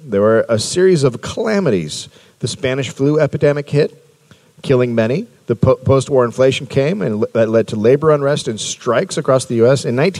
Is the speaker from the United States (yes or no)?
no; Bulgaria; I'm from Bulgaria. It sounds the same.